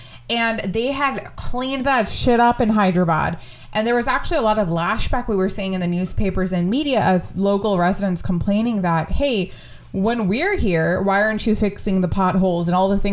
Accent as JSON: {"language": "English", "country": "United States", "tie": "born or raised there", "said": "we feel as Indians growing up in America"}